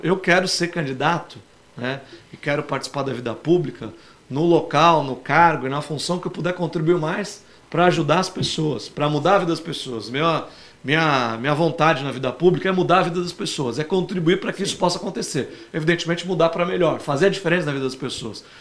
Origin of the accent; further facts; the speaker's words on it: Santos, São Paulo, Brazil; da minha terra, né? da cidade onde eu nasci, cresci, que eu amo de paixão